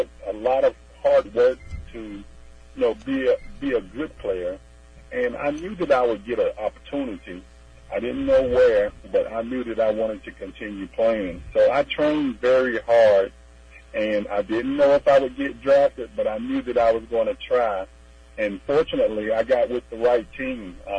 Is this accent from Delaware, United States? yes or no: no; Cartersville, Georgia, United States; now in Smyrna, United States; I'm originally from Cartersville, Georgia.